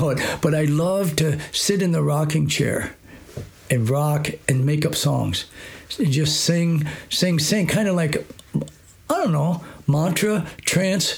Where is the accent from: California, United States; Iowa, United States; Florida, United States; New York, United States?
Iowa, United States; I grew up in Iowa, in a small little town, small farm town